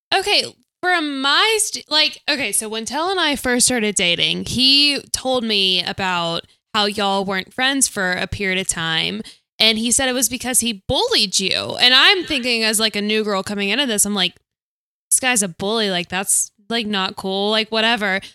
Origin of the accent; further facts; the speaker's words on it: Auburn, Alabama, United States; I'm from Auburn